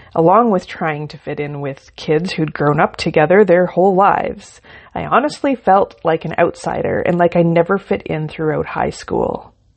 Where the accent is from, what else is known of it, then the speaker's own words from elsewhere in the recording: Ontario, Canada; I was born in Ontario, and I lived a comfortable country life with my parents and three sisters